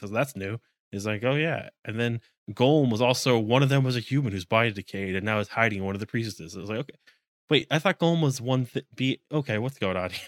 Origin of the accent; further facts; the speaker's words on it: United States; as an American